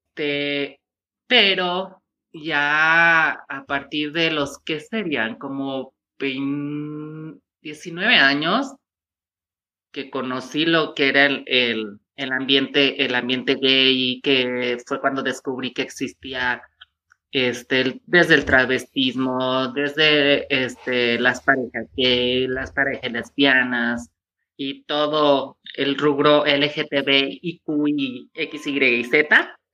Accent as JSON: {"language": "Spanish", "town": "Tepatitlán", "region": "Jalisco", "country": "Mexico", "said": "yo vengo de una ciudad pequeña que se llama Tepatitlán"}